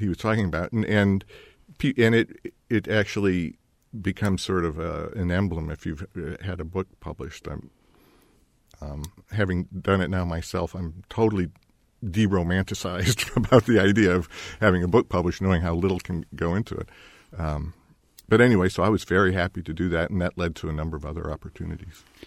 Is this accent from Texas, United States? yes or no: no; Hinsdale, Illinois, United States; moved away; also born or lived in Berkeley / Bloomington; I was raised in Hinsdale, Illinois